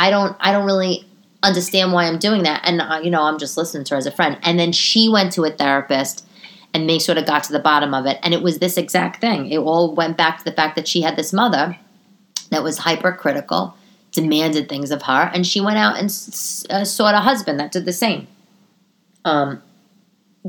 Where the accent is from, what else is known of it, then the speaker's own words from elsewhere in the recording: New York City, New York, United States; when I was growing up in Staten Island